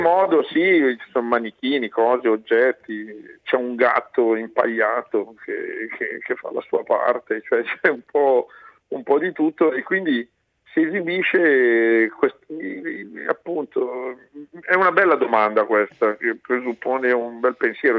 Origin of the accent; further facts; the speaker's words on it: Brianza, Lombardy, Italy; io sono Brianzolo, è una terra di mobilieri